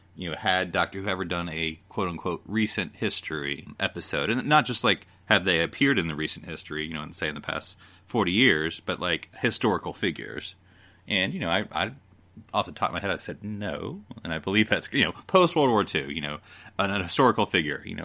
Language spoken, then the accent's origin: English; Fayetteville, North Carolina, United States; I am, of course, from the American South. Um, when I was born in Fayetteville, North Carolina in 1980